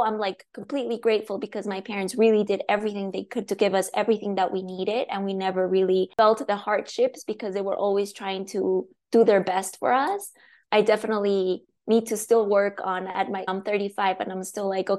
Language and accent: English; La Paz, Bolivia; English is a second language; moved away as an adult; now in Seattle, United States; I was born and raised in Bolivia. I grew up there. So I moved to the US in 2013.